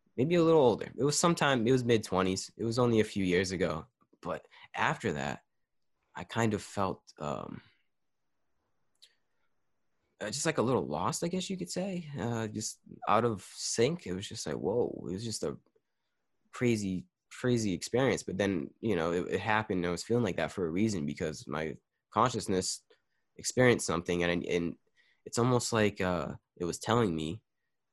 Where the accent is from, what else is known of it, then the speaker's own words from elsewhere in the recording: United States; as an American or a Western